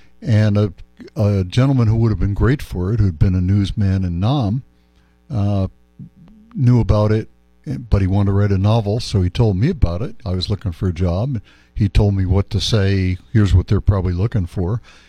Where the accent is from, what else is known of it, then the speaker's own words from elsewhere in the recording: Las Cruces, New Mexico, United States; also born or lived in China; Always thought of Cruces as my hometown, eventually, and visited if I was in this country every year. And I moved back.